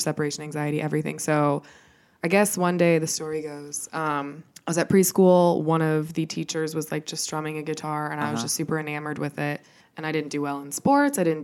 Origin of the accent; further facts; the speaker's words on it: Colorado, United States; moved away as an adult; also born or lived in Wichita, Kansas; now in Los Angeles, United States; I was born actually in Wichita, Kansas, but we moved to Colorado when I was 2. So I was basically raised there and I lived there until I was 20 when I moved